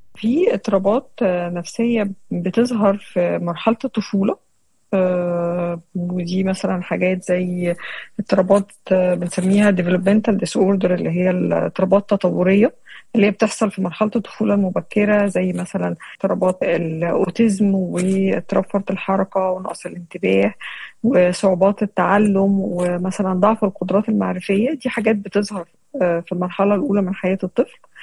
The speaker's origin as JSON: {"language": "Arabic", "country": "Syria", "said": "ومن سوريا"}